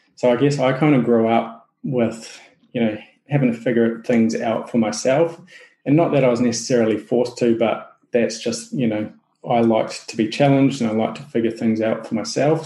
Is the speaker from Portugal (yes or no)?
no; New Zealand; accent: Kiwi; my Kiwi accent